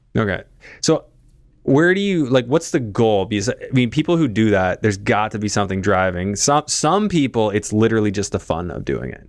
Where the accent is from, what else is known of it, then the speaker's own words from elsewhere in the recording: Canada; Being Canadian